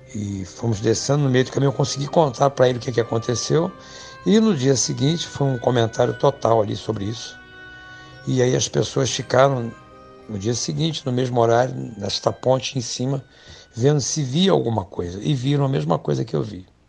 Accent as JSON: {"language": "Portuguese", "town": "Petrópolis", "region": "Rio de Janeiro", "country": "Brazil", "tie": "born or raised there", "said": "sou natural do Rio de Janeiro, Brasil, né? Resido na cidade de Petrópolis, que é estado do Rio de Janeiro. Deus da idade dos oito anos de idade eu vim para, para Petrópolis"}